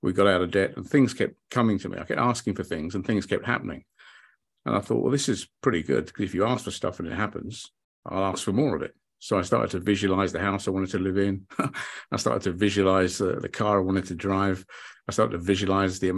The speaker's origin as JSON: {"language": "English", "country": "United Kingdom", "tie": "born or raised there", "also_born_or_lived": "London / Hayling Island", "said": "I grew up in the United Kingdom"}